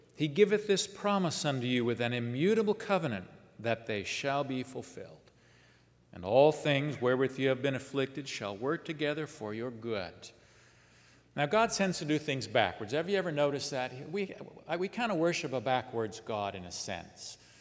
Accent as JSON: {"language": "English", "region": "Southern California", "country": "United States", "tie": "born or raised there", "said": "in Southern California, where I grew up"}